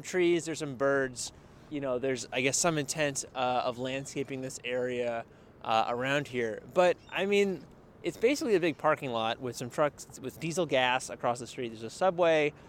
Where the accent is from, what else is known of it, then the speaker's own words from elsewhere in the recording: South Florida, United States; I was a kid growing up in South Florida